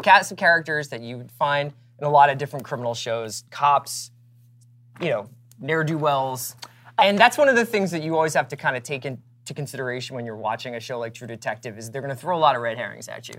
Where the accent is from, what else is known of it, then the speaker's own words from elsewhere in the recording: Philadelphia, Pennsylvania, United States; I grew up in Philadelphia